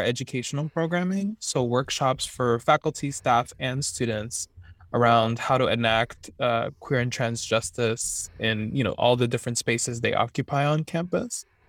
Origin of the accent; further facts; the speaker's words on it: Miami, Florida, United States; moved away as an adult; now in Santa Barbara, United States; I'm originally from Miami, Florida